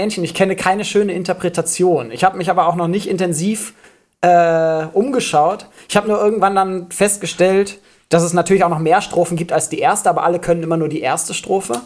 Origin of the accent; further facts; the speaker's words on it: Schleswig-Holstein, Germany; Ich bin in Schleswig-Holstein zur Schule gegangen